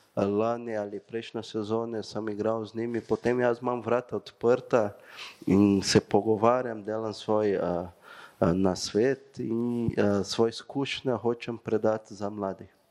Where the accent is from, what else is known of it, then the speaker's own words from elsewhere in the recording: Brazil; Slovenian is a second language; moved away as an adult; now in Maribor, Slovenia; Jaz sem prišel iz Brazilije